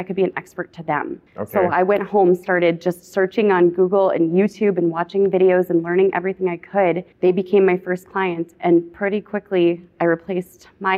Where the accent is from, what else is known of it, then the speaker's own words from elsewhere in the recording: Minnesota, United States; Born and raised in Minnesota.